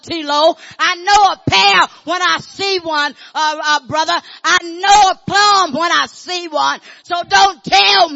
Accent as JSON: {"language": "English", "region": "Arkansas", "country": "United States", "tie": "born or raised there", "said": "I grew up in Arkansas."}